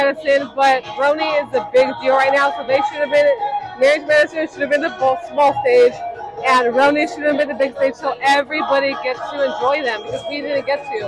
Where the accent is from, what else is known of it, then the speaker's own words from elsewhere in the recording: California, United States; From 805